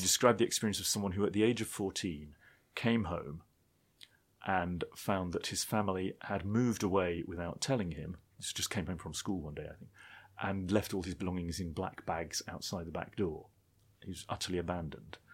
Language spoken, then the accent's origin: English; United Kingdom; being British